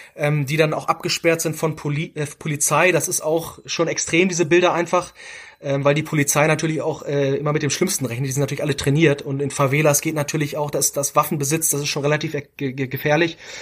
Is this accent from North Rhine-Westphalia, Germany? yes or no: no; Hamburg, Germany; wir kommen aus Hamburg